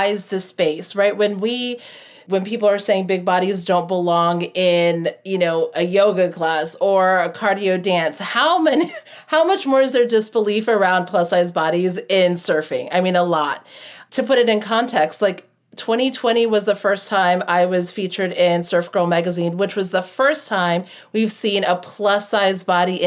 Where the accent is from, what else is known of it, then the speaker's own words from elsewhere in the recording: United States; also born or lived in Florida / Hawaii; I grew up in Florida and Hawaii.